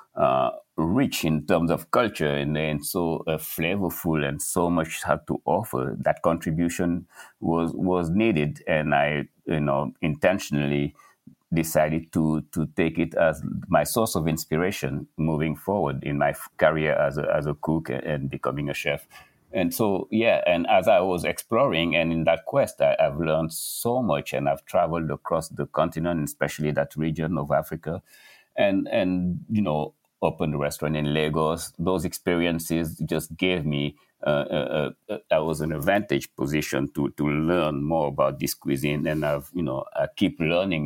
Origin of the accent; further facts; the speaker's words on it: Senegal; now in New York City, United States; Growing up in Senegal, I had access to this rich diversity